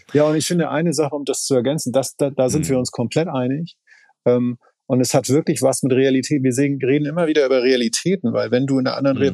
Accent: Schleswig-Holstein, Germany; ich komme aus Schleswig-Holstein. Das heißt, alle meine Kindheit

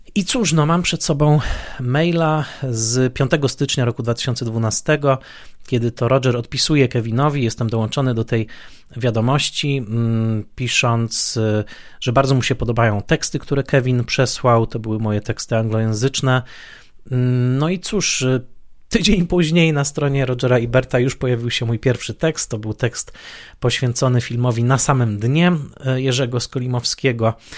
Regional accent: Poland; z perspektywy dzieciaka lat 80. w Polsce

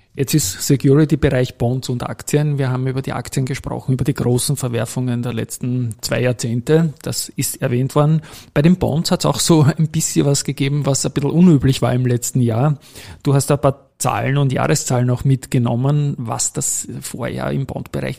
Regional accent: Austria

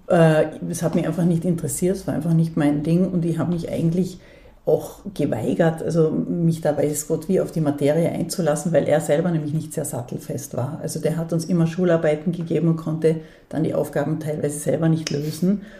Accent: Dornbirn, Vorarlberg, Austria; moved away; also born or lived in Bregenz; Ich bin in Bregenz geboren und in Dornbirn aufgewachsen

